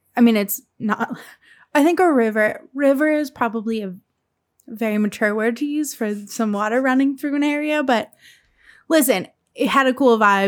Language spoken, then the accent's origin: English; Lehigh Valley, Pennsylvania, United States; moved away; the Lehigh Valley is where I'm from